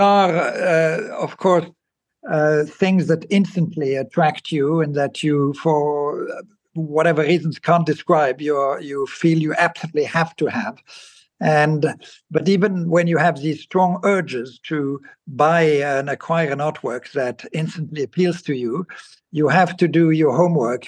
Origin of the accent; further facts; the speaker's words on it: Basel, Basel-Stadt, Switzerland; moved away; I grew up in Basel in Switzerland